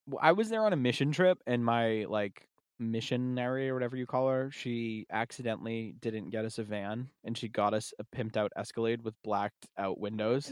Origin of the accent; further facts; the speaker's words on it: Massachusetts, United States; we're from Massachusetts